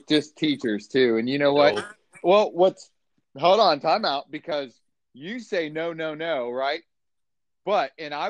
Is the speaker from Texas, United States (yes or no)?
yes; Texas, United States; I mean, I'm from Texas, so you